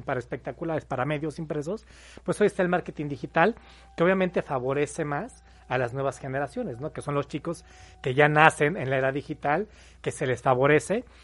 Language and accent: Spanish; Mexico City, Mexico; moved away as an adult; now in Puebla, Mexico; Yo soy de la Ciudad de México, tengo ya 13 años viviendo aquí en Puebla.